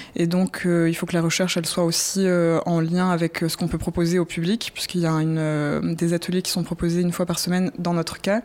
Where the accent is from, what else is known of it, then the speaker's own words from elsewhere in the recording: southern France, France; je viens du sud de la France